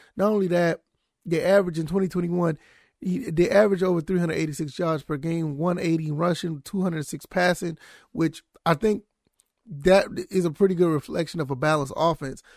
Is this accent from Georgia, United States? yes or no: yes; Savannah, Georgia, United States; I am from Savannah, Georgia.